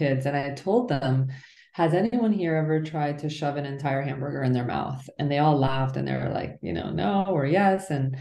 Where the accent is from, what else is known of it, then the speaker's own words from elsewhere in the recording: New Jersey, United States; also born or lived in Iran; my family left when I was just shy of a year old, and we moved all over the place and ended up in a small town in New Jersey.